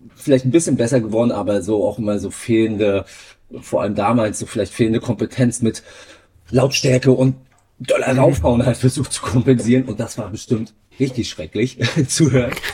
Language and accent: German; Greifswald, Mecklenburg-Vorpommern, Germany; Ich bin in Greifswald aufgewachsen